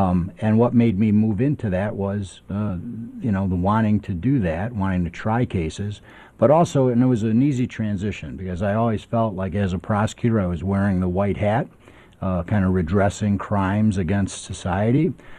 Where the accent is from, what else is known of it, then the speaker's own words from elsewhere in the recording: Chicago, Illinois, United States; I grew up in Chicago, went to Chicago Public High School, DePaul University, Chicago Kent College of Law.